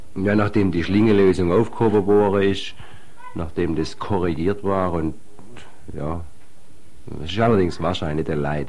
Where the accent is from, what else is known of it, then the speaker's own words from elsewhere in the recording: Eichstetten, Baden-Württemberg, Germany; bei uns in Eichstätt